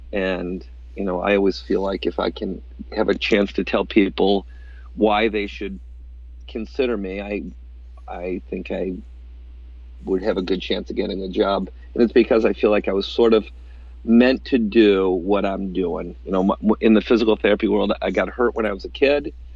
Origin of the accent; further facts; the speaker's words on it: upstate New York, United States; there was not much physical therapy back in the 80s in upstate New York, uh, and so I came back home and opened up a, a, practice in my hometown